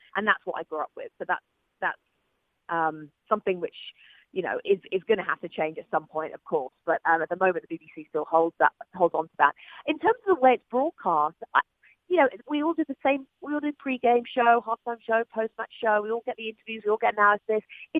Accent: England, United Kingdom; Yes, I'm a Crystal Palace fan, and but the problem is that I'm English, and so it was already out there when I got the job with NBC.

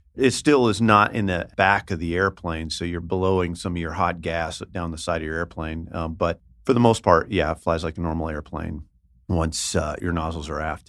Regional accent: Northern California Bay Area, United States; now in Las Vegas, United States; I'm from the Northern California Bay Area

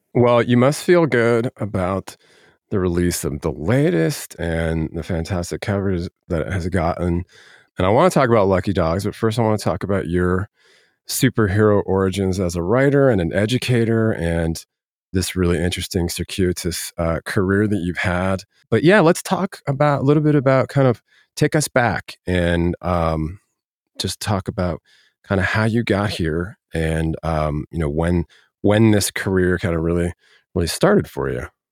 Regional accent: Denver, Colorado, United States; originally from Denver, born and raised

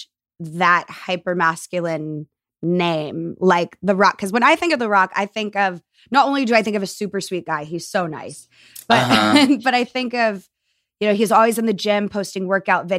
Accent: Texas, United States; I grew up in Texas.

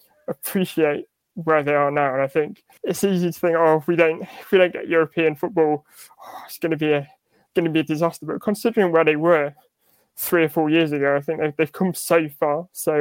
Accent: Yorkshire and the Humber, United Kingdom; I grew up in North Yorkshire. Needless to say, there weren't many Aston Villa fans in North Yorkshire.

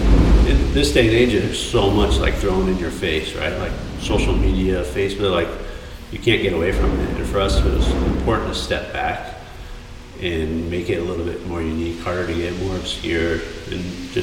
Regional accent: Colorado, United States; now in San Diego, United States; Colorado's cool, you know. I grew up there. I was the only one in my family not born in California.

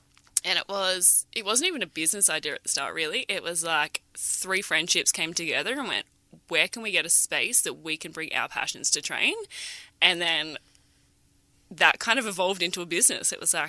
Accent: Noosa, Queensland, Australia; moved away as an adult; now in Karratha, Australia; originally I'm from the Sunny Coast, I'm from Noosa

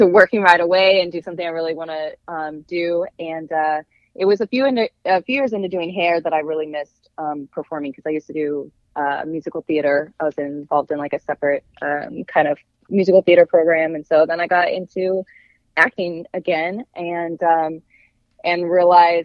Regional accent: Colorado, United States; also born or lived in California; I grew up in Colorado. I was originally born in California, but I was in Colorado by the time I was a little girl

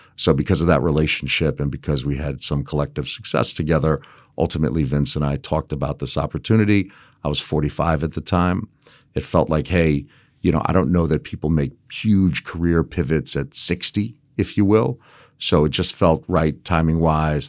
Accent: Las Vegas, Nevada, United States; also born or lived in Los Angeles / Hawaii; I grew up primarily in Las Vegas

